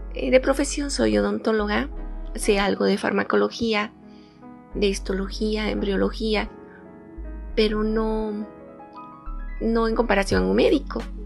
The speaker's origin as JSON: {"language": "Spanish", "region": "Oaxaca", "country": "Mexico", "said": "parto de mi experiencia como oaxaqueña. Aquí en mi estado tenemos ocho regiones"}